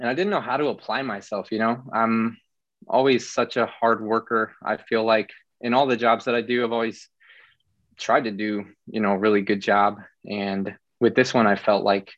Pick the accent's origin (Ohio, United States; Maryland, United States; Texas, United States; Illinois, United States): Illinois, United States; moved away as an adult; now in Florida, United States; we're from the small same area in Illinois